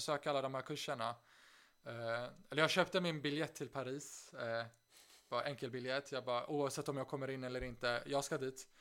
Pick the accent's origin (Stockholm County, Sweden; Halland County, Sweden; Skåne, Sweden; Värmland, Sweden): Stockholm County, Sweden; Stockholm; moved away as an adult; also born or lived in Uppsala; now in Aix-en-Provence, France; jag flydde från, först från Stockholm när jag var 18